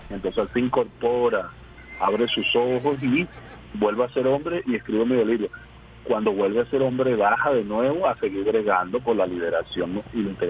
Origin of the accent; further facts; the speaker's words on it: Colombia; sabiendo que soy colombiano, que mi identidad es colombiana